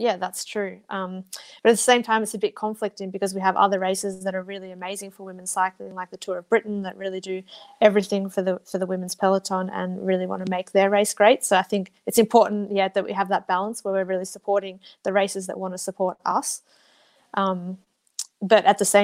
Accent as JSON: {"language": "English", "area": "Blue Mountains", "region": "New South Wales", "country": "Australia", "moved": "yes", "said": "I'm from the Blue Mountains, so I love just being able to appreciate where I live"}